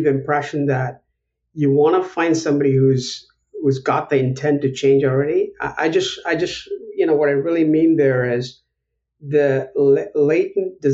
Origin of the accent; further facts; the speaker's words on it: Chennai, Tamil Nadu, India; moved away as an adult; also born or lived in Buffalo, New York; now in United States; I was born in Madras in India, in South India